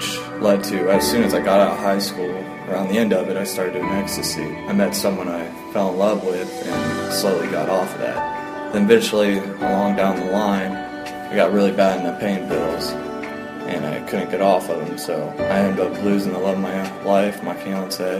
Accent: Whitehall, Ohio, United States; I'm from Whitehall, Ohio

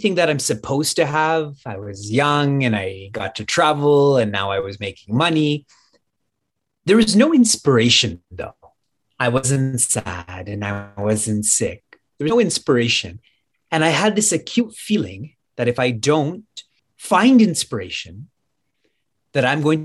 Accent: Niagara Falls, Ontario, Canada; I was born and raised and live in Niagara Falls, Canada

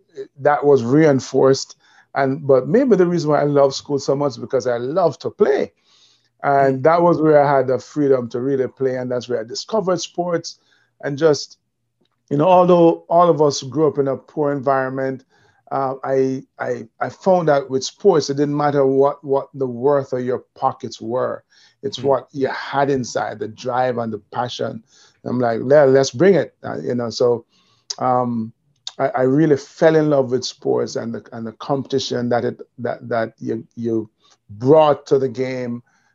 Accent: Kingston, Jamaica; now in New York, United States; So I grew up in Jamaica. And I live in New York, and whenever I speak, I go, I'm from Jamaica, the really nice one, not the one in New York.

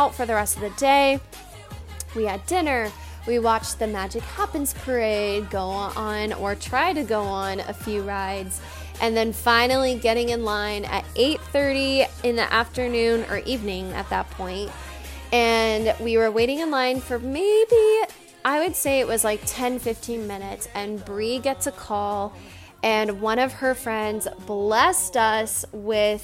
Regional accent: California, United States; I am from California, I grew up going to Disney

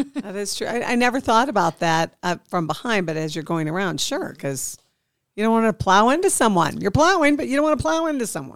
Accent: Midwest, United States; now in Nevada, United States; being from the Midwest

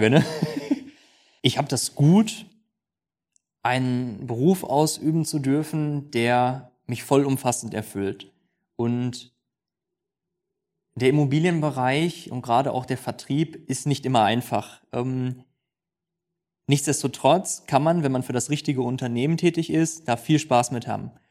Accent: North Rhine-Westphalia, Germany; wie sagt man bei uns im Ruhrgebiet, äh, Glück auf.

